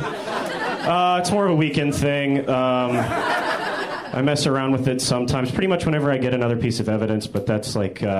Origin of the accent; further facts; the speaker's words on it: Nashville, Tennessee, United States; now in Los Angeles, United States; I'm from Nashville, Tennessee